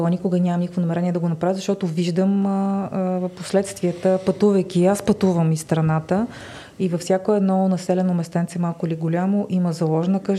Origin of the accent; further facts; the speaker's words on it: Pleven, Pleven Province, Bulgaria; Аз съм от Плевен.